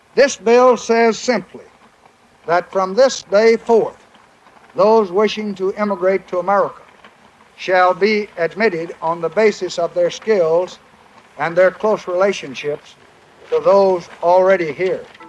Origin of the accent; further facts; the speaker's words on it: Texas, United States; I'm a Texan